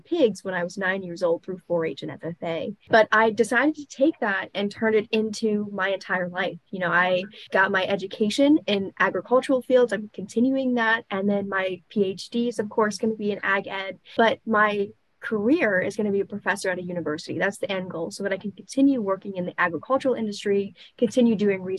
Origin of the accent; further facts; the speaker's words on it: West Virginia, United States; I'm from West Virginia.